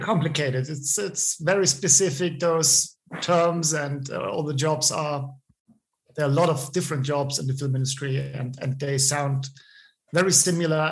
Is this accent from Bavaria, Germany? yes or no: yes; small town between Munich and Ebersberg, Bavaria, Germany; English is a second language; also born or lived in Wasserburg; now in Munich, Germany; I, I, grew up in a, in a, small town between Munich and the, the, town where I was born, which is called Ebersberg